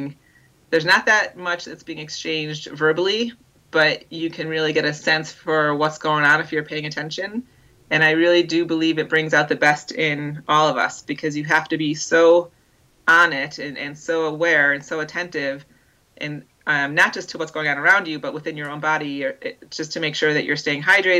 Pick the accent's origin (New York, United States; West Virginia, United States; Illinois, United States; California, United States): Illinois, United States; outside of Chicago; growing up outside of Chicago